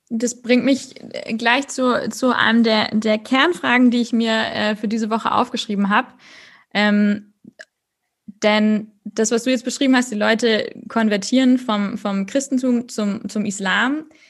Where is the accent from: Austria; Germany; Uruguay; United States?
Germany; Northern Germany; du bist auch ein Nordlicht, so wie ich.